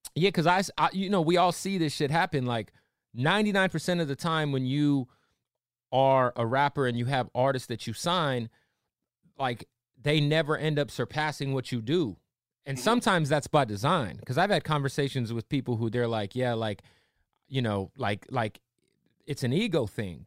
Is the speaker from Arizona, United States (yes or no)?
yes; Arizona, United States; I'm a Cardinals fan. I'm from Arizona